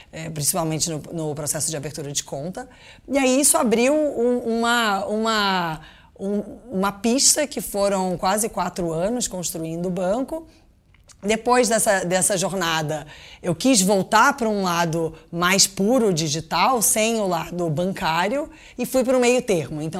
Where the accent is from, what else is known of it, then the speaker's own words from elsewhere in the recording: Brazil; born there; moved away; então eu nasci originalmente no Brasil, nasci muito tempo, morei muito tempo lá fora, e quando eu voltei para cá